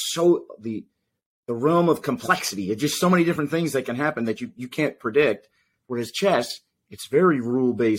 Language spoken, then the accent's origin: English; New England, United States; now in Florida, United States; as a kid, I grew up in the Northeast up in New England